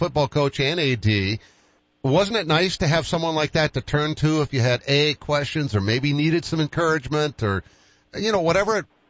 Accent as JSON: {"language": "English", "town": "Boston", "region": "Massachusetts", "country": "United States", "moved": "yes", "said": "Remember, I'm from Boston."}